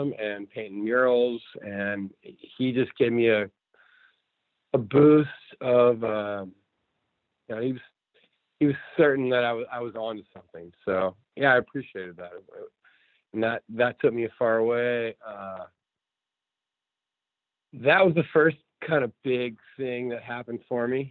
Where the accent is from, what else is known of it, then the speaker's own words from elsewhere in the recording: near Baltimore, Harford County, Maryland, United States; moved away as an adult; also born or lived in Outer Banks, North Carolina; I grew up in Maryland, near Baltimore, Harford County.